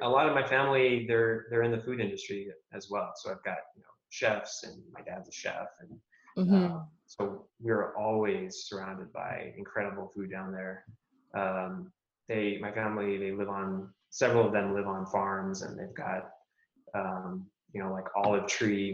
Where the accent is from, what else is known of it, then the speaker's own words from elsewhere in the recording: Albuquerque, New Mexico, United States; I grew up in, uh, I grew up here in the States, um, here in Albuquerque, New Mexico